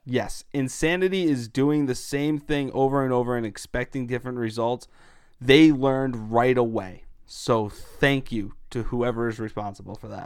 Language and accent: English; United States; being an American, I'm all in on the U N E, U S national team, but I'm also Italian